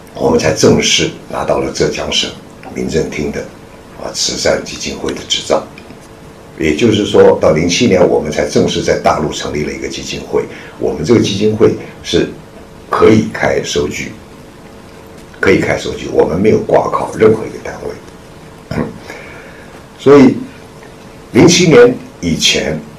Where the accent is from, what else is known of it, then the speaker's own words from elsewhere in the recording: Taiwan; moved away as an adult; now in Shanghai, China; 我是在上海出生的，在解放前上海出生的。然后解放前呢，就随着父母亲到台湾去。那那个时候我只有一岁，所以对上海完全没有印象。那么， 就一直在上，在台湾，啊，生长、受教育，一直到一九八七年